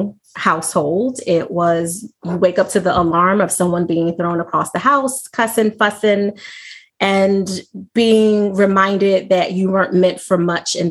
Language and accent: English; Philadelphia, Pennsylvania, United States; from birth through 12, I lived in Mount Airy. I think you're familiar with that area, right outside of Chestnut Hill, West Oak Lane. And then I moved to South Philly